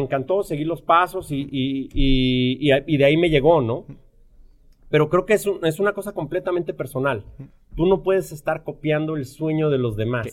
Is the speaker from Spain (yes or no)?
no; Mexico City, Mexico; moved away as an adult; also born or lived in Vancouver; Yo, soy mexicano, nazco en, la Ciudad de México y, y, crezco en uno de los barrios probablemente más peligrosos y, y, de mayor índice de criminalidad en, en, la Ciudad de México